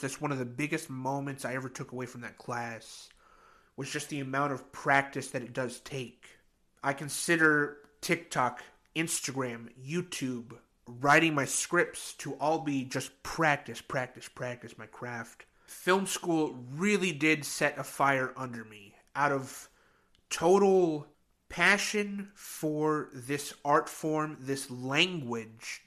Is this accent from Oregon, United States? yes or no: yes; Oregon, United States; moved away as an adult; also born or lived in Grand Rapids, Michigan; I'm from Oregon, which sits right below Washington